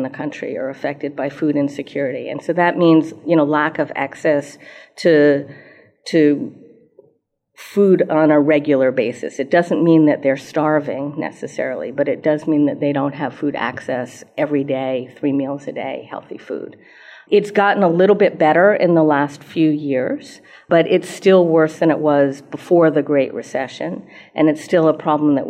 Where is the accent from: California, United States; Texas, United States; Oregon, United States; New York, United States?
New York, United States; New York City; moved away; I grew up in New York City